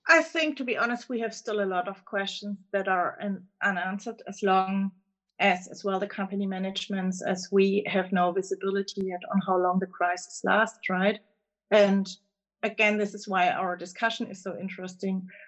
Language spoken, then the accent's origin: English; Germany; accent: German; English is a second language; you can clearly tell from my accent that I'm coming from Germany